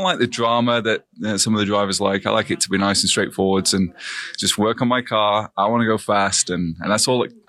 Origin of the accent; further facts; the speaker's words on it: Sheffield, Yorkshire and the Humber, United Kingdom; I'm from Sheffield in England.